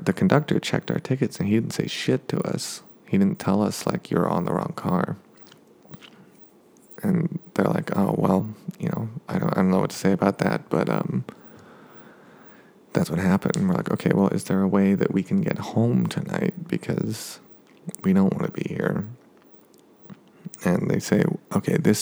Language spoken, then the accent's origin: English; United States; we're Americans. We have accents when we speak